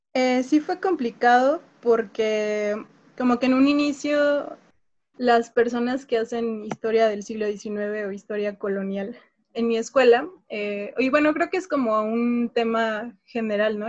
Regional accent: Mexico; soy historiadora, soy mexicana

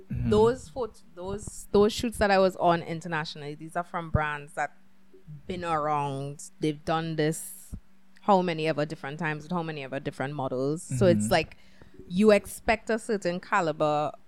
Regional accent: Trinidad & Tobago; there was a whole group of 28 models and we're all from Trinidad

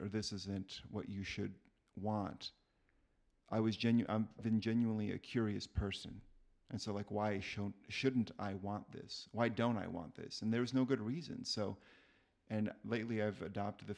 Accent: Texas, United States; I grew up in Texas. I went to a high school

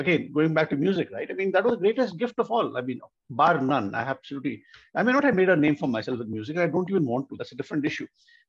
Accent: Bangalore, Karnataka, India; also born or lived in Delhi; In fact, I grew up partly in Delhi and partly in Malleshwaram, Bangalore.

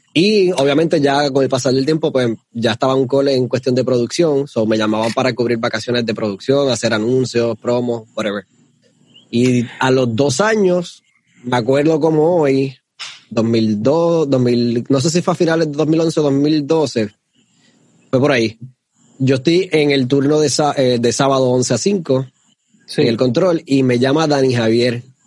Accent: Ponce, Puerto Rico; Yo nací en Ponce, sea, eh, somos de Ponce

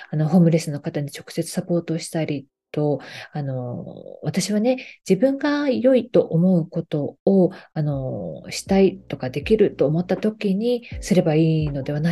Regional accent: Yokohama, Kanagawa, Japan; の私ね横浜出身なんですけどその横浜のね館内という場所にあの路上生活をねされている方があの結構いらっしゃるんですけど

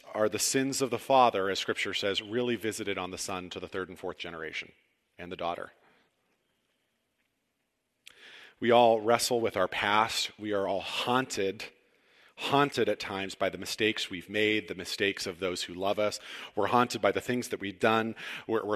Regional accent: Cortland, Ohio, United States; moved away as an adult; also born or lived in Chicago; This May marks 5 years since we moved back to Ohio. Now, I'm from Cortland, went to Chicago, and never, ever thought I would come back here ever.

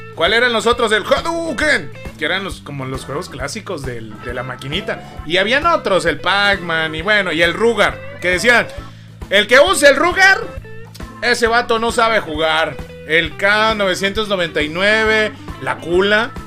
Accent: Matamoros, Chiapas, Mexico; Matamoro se llama mi pueblo, aquí de Carranza, de, Chiapas

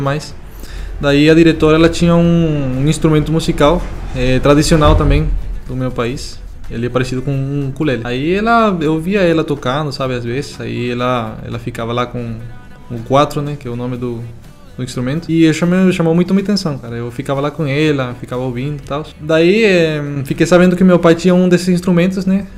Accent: Venezuela; moved away; Eu sou da, da, Venezuela

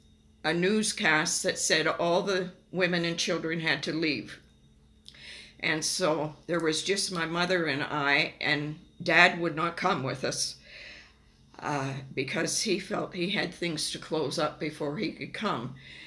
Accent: Lagos, Nigeria; born there; I was born in Nigeria, West Africa, in Yaba County.

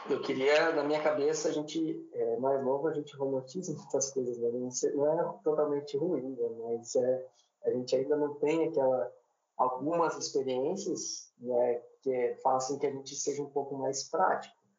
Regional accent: Paranaguá, Paraná, Brazil; also born or lived in Curitiba; Eu sou natural de Curitiba, mas eu fui morar bem novo em Paranaguá, minha família é de Paranaguá

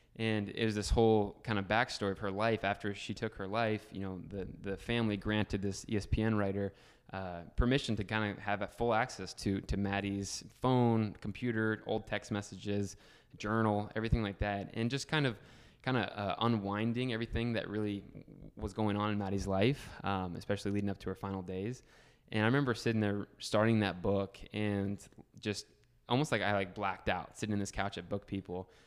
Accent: Northeast Ohio, United States; also born or lived in Columbus, Ohio; I'm a thirty-year-old, uh, kid from Ohio. Grew up in a small little town, Northeast Ohio

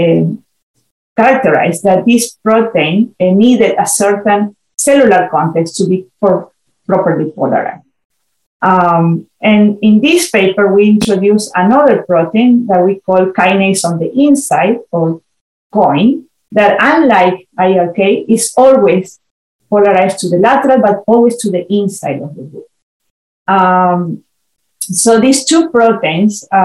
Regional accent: Argentina; moved away as an adult; also born or lived in Chile; now in United States; I'm originally from Argentina, where I did my graduate studies in molecular biology.

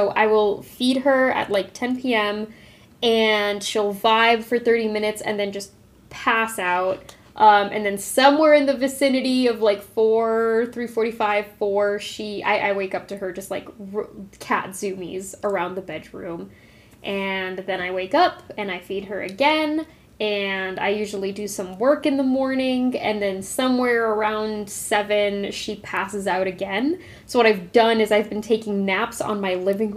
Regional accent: Arizona, United States; I grew up in Arizona

